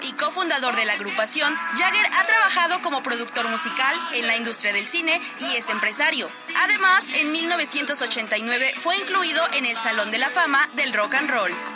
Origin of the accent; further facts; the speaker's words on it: Puebla, Mexico; Nosotros como poblanos lo vivimos de manera constante en el volcán Popocatépetl